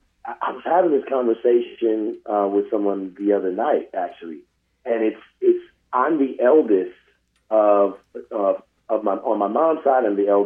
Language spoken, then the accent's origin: English; St. Louis, Missouri, United States; also born or lived in Victorville, California / San Bernardino, California; I rep St. Louis constantly.